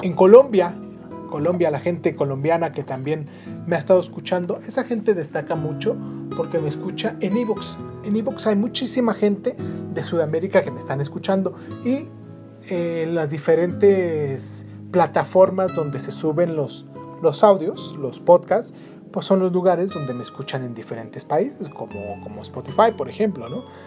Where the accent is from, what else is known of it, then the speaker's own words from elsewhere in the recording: Mexico City, Mexico; soy chilango de, de nacimiento